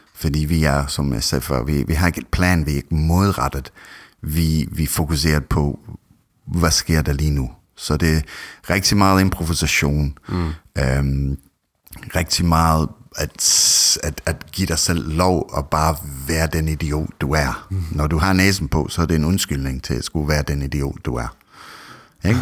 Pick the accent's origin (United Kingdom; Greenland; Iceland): United Kingdom; Scotland; Danish is a second language; now in Denmark; jeg er egentlig oprindelig fra Skotland